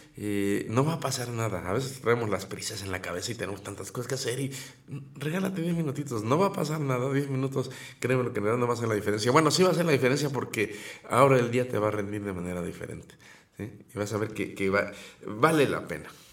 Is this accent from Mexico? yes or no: yes; Mexico; así somos los mexicanos